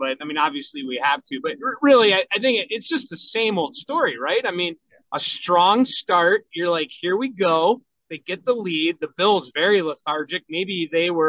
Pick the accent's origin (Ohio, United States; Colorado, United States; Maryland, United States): Ohio, United States; Bay Village; St. Rayfield's where I went grade school and church growing up in Bay Village